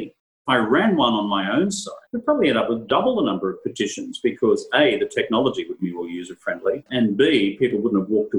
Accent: Queensland, Australia; In my home state of Queensland, for example, I cannot name a single newspaper here that is not owned by Murdoch in the whole state.

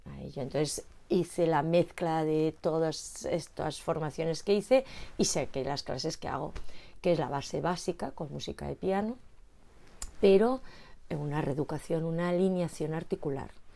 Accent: Madrid, Community of Madrid, Spain; Yo soy de Madrid

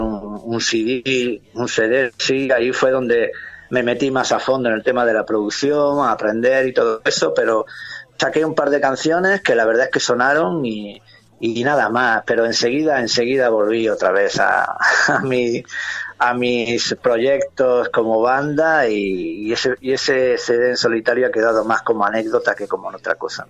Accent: Granada, Andalusia, Spain; moved away as an adult; me siento muy orgulloso de lo que soy y de donde soy, en este orden, granaíno, andaluz y español

